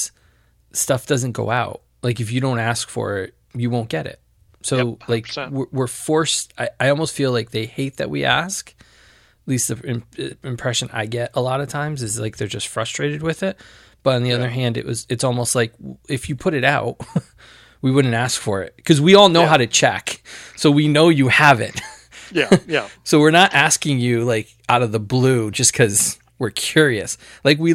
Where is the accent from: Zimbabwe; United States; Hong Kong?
United States; Connecticut; I grew up in Connecticut